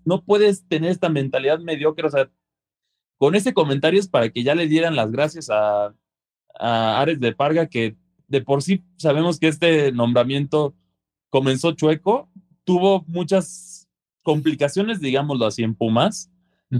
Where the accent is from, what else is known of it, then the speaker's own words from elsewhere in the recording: Mexico; siendo mexicanos